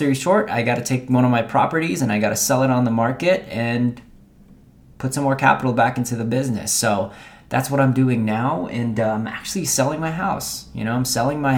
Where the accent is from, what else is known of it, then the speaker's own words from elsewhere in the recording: Philippines; I was born in Philippines